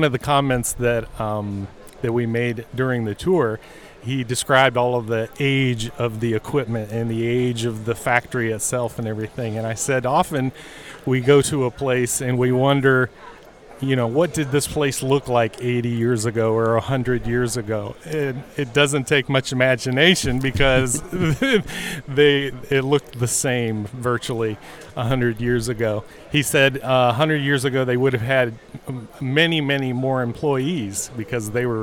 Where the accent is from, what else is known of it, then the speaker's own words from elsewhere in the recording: Locust Grove, Virginia, United States; I'm from Locust Grove, Virginia, which is near Fredericksburg